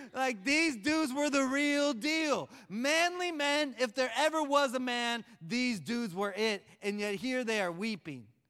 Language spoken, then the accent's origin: English; Oklahoma, United States; I'm from Oklahoma